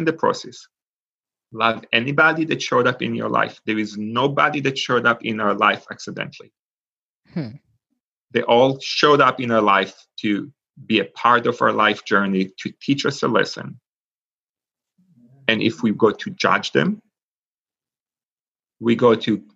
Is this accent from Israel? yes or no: yes; Israel; English is a second language; now in Pittsburgh, United States; I grew up in Israel. And for those of us that know anything about Israel, beside what the news show, I grew up in a kibbutz